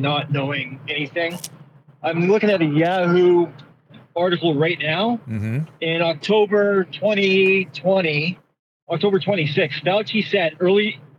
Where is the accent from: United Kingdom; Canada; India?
Canada; I'm Canadian.